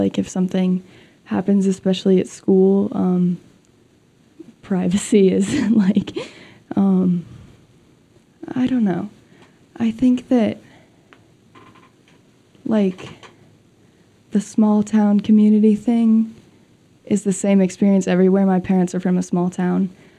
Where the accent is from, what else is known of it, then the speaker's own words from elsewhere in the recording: Jackson, Wyoming, United States; growing up in Jackson